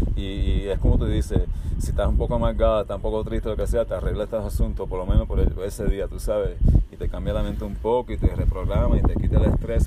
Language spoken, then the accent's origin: Spanish; Miami, Florida, United States; also born or lived in California / Cuba (parents); Yo Nací en California de padres cubanos. Mi crianza es mayormente en Miami, Florida